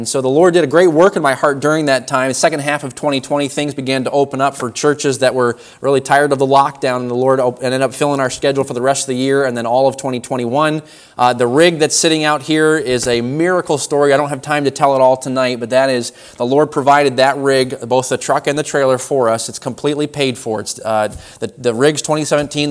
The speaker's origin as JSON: {"language": "English", "town": "Warren", "region": "Maine", "country": "United States", "tie": "born or raised there", "said": "I was born in Warren, Maine, so down on Route 1, about an hour and 15 minutes from here or so. That's where I was born, and then raised in that area"}